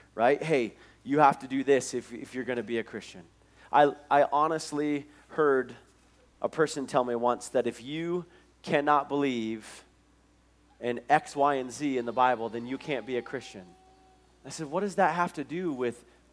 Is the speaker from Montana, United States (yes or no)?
yes; Billings, Montana, United States; the Nazarene church that I grew up in Billings